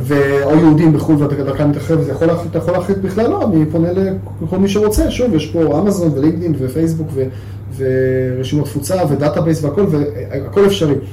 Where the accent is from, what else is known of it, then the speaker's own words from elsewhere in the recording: Israel; גם כישראלי וכיהודי גאה